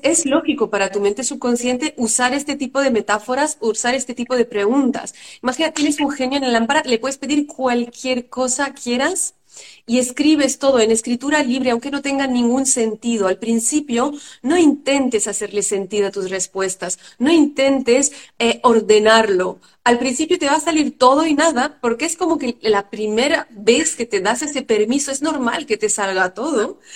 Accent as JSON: {"language": "Spanish", "country": "France", "tie": "born or raised there", "said": "yo vengo de una familia de padres inmigrantes que los dos huyeron de dictadura, mi madre de Grecia y mi padre de Haití y nací en Francia."}